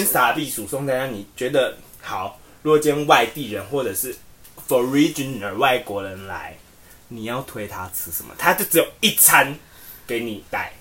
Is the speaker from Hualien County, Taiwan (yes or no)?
no; Tainan, Taiwan; 我们台南人